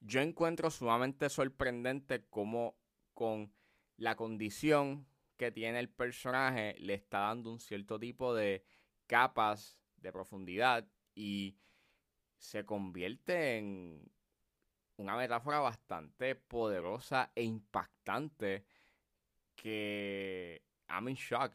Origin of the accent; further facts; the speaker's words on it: Puerto Rico; accent: Puerto Rican; nuestro acento